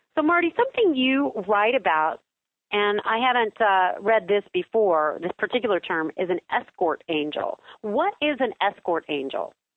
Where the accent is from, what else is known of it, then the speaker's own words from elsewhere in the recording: Kansas, United States; I am from Kansas.